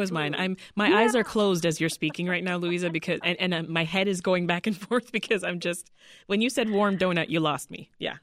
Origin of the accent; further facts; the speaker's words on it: Toronto, Ontario, Canada; moved away as an adult; now in Chicago, United States; my hometown in Toronto.